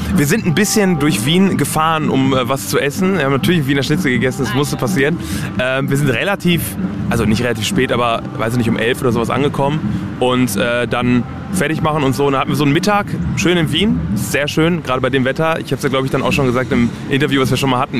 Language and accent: German; Germany; first language German; meine Eltern kommen aus Polen. Ich bin aber in Deutschland geboren und, und quasi komplett auch mit der deutschen Sprache aufgewachsen